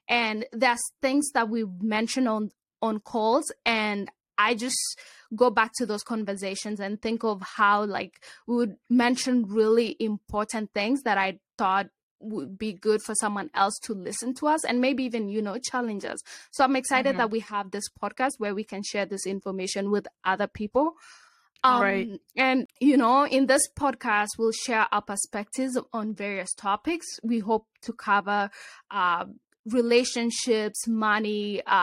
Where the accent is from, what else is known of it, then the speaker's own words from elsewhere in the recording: Kenya; now in Cincinnati, United States; I was also born and raised in Kenya